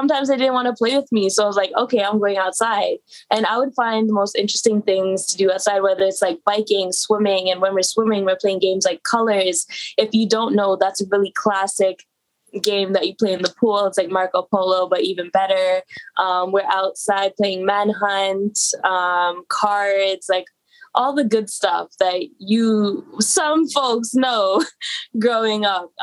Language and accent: English; Toronto, Ontario, Canada; I grew up in a marginalized community in central Etobicoke.